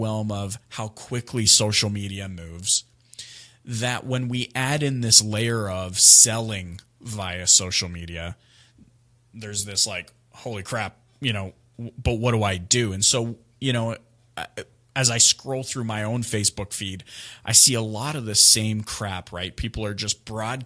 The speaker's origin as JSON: {"language": "English", "region": "British Columbia", "country": "Canada", "said": "I hail from British Columbia"}